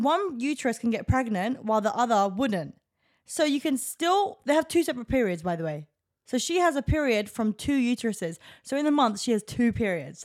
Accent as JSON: {"language": "English", "region": "England", "country": "United Kingdom", "said": "I'm an English person."}